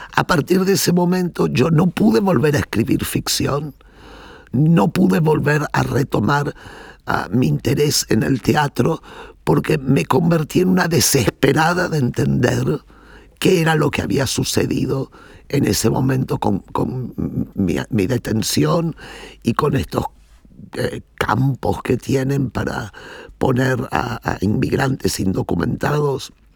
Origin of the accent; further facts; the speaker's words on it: Berazategui, Buenos Aires Province, Argentina; moved away as an adult; now in Netherlands; yo crecí en Verazategui, que es un suburbio de los suburbios de Buenos Aires